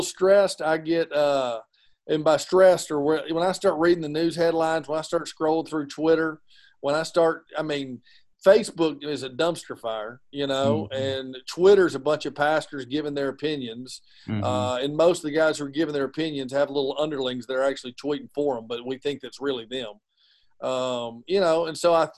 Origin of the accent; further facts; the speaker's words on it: Georgia, United States; we're from Georgia.